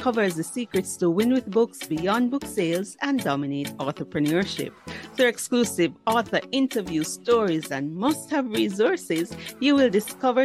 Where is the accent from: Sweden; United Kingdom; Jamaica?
Jamaica; Saint Mary Parish; I'm from St. Mary's, so I'm a country girl